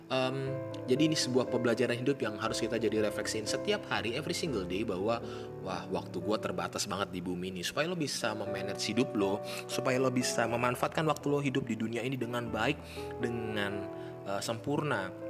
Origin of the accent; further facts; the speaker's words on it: North Sumatra, Indonesia; gue orang Tapanuli atau orang Batak